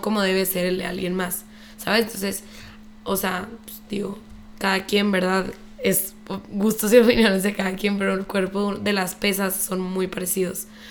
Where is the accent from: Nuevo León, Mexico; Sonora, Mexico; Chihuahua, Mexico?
Chihuahua, Mexico; moved away as an adult; also born or lived in Mexico City; soy de Chihuahua, viví aquí toda mi vida, pero después me fui a vivir a la Ciudad de México